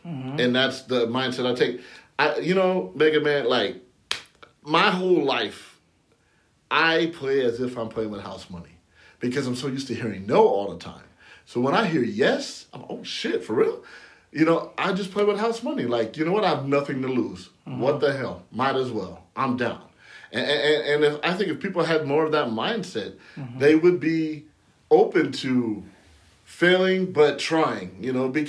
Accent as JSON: {"language": "English", "town": "San Bernardino", "region": "California", "country": "United States", "tie": "born or raised there", "said": "growing up in San Bernardino, California"}